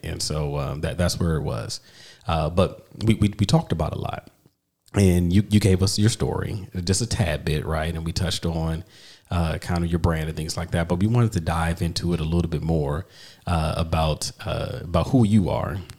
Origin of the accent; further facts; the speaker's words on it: East Coast, United States; I grew up on the East Coast